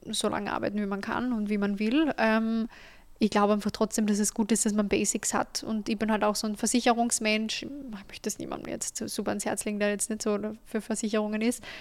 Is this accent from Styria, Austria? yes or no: no; Carinthia, Austria; ich habe äh, Immobilien in Kärnten gekauft, wo ich her bin, dass ich da viel familiäre Unterstützung gehabt habe